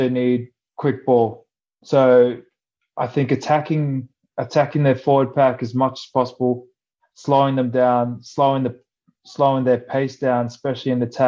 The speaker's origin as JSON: {"language": "English", "country": "Australia", "tie": "born or raised there", "also_born_or_lived": "France", "moved": "as an adult", "said": "growing up in Australia"}